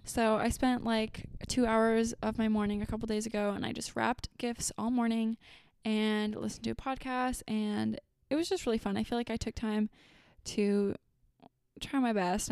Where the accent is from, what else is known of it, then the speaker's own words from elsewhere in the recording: Fargo, North Dakota, United States; my hometown